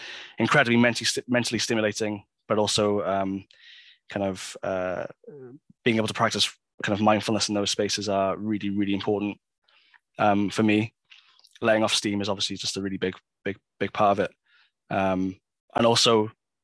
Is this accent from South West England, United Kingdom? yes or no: no; Swansea, Wales, United Kingdom; now in Cardiff, United Kingdom; I was driving back to Swansea, where I'm from